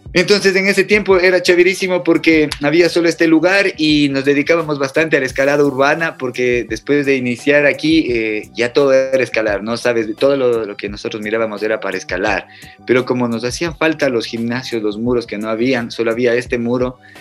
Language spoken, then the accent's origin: Spanish; Cuenca, Azuay, Ecuador; moved away; soy de Cuenca, nací en Cuenca y viví gran parte de mi vida allá.